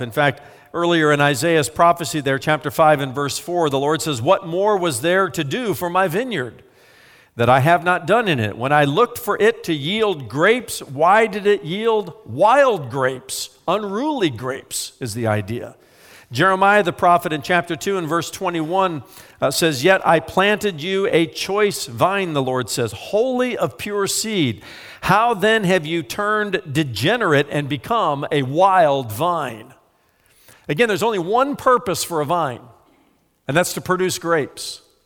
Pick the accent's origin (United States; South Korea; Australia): United States; I'm an American